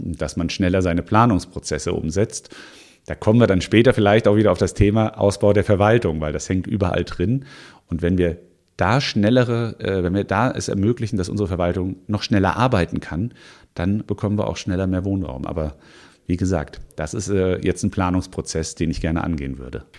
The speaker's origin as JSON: {"language": "German", "area": "Offenbach district, Frankfurt area", "region": "Hesse", "country": "Germany", "tie": "born or raised there", "moved": "yes", "lives_now": "Mainz, Germany", "said": "ich bin im, äh, im Raum äh, Frankfurt aufgewachsen, im Kreis Offenbach fairerweise."}